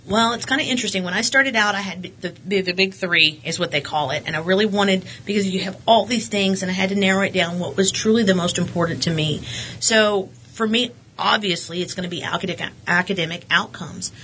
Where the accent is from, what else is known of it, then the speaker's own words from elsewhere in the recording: Midland, Texas, United States; also born or lived in Odessa, Texas; I was born in Odessa, but we transferred all over the state of Texas. But I, I consider myself a Midlander just because that's most of what I've known. I've been here since 88 or 89.